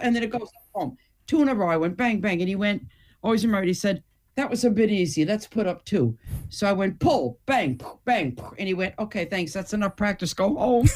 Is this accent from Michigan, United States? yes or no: yes; Detroit, Michigan, United States; moved away; also born or lived in United Kingdom / Hamburg, Germany; being born and raised in Detroit